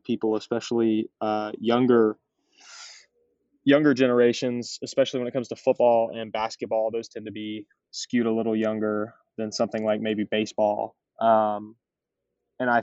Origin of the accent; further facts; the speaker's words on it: North Carolina, United States; moved away as an adult; now in Clemson, United States; I grew up in North Carolina